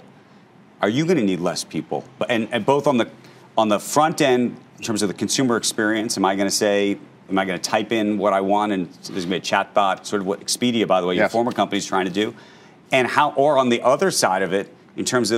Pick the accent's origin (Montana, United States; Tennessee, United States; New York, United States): New York, United States; as a New Yorker